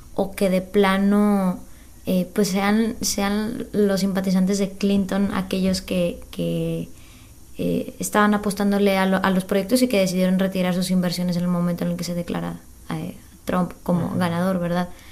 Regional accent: Mexico; nosotros como mexicanos

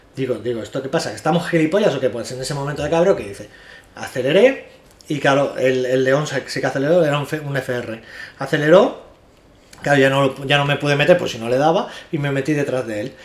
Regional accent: Spain; Somos españoles

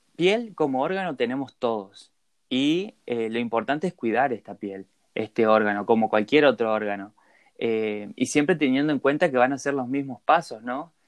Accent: Posadas, Misiones, Argentina; also born or lived in Corrientes; soy de Posadas Misiones

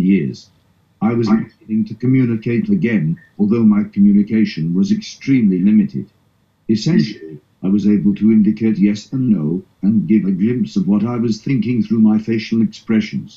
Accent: South Africa; moved away as an adult; now in United Kingdom; I am originally from South Africa.

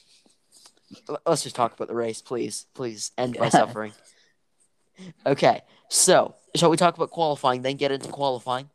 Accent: United States

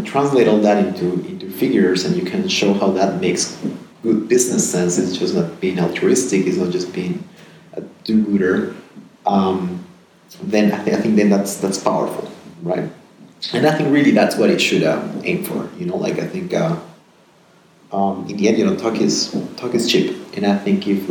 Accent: Peru; moved away; also born or lived in United States / Netherlands / Geneva / Amsterdam; I'm born and raised in Peru.

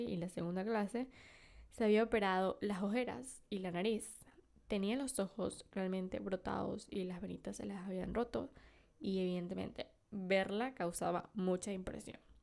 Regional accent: Venezuela; yo nací en Venezuela, el país de las mujeres bellas

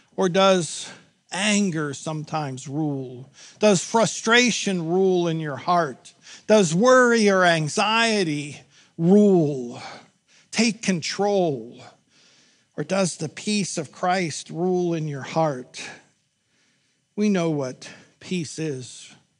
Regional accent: Pittsburgh, Pennsylvania, United States; I grew up in Pittsburgh, born and raised

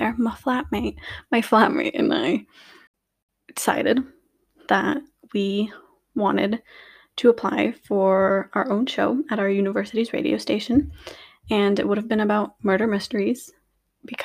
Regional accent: Lithuania; also born or lived in United States / Luxembourg; now in United Kingdom; I was born and raised in Lithuania. However, I've also lived in America, and currently my family resides in Luxembourg

